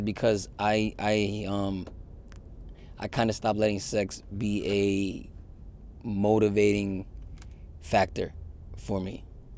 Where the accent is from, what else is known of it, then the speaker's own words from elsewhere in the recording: Yonkers, New York, United States; also born or lived in Connecticut; now in Queens, United States; I love Yonkers. I have a lot of, my coming of age stuff, a lot of it is in Yonkers.